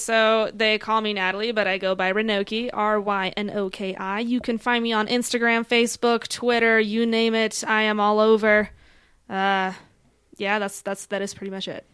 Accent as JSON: {"language": "English", "country": "Poland", "also_born_or_lived": "Denver", "moved": "yes", "lives_now": "Colorado Springs, United States", "said": "originally, though, I am from Poland."}